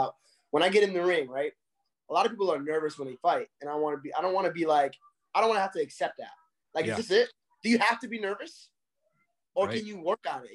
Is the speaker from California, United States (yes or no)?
no; Waterbury, Connecticut, United States; also born or lived in New York; I was born in New York. I was raised in Connecticut in a little town called Waterbury, Connecticut